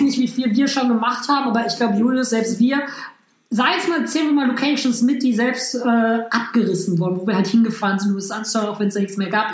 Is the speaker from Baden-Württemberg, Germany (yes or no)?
no; Hamm, North Rhine-Westphalia, Germany; moved away as an adult; now in Düsseldorf, Germany; Ich komme ursprünglich aus Hamm, das ist zwischen Dortmund und Münster.